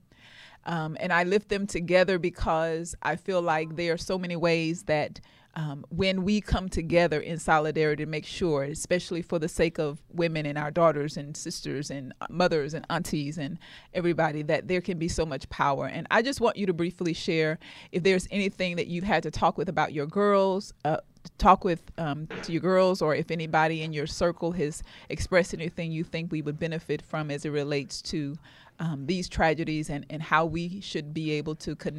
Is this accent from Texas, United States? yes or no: yes; Houston, Texas, United States; born and raised in Houston, I mean, we're in Texas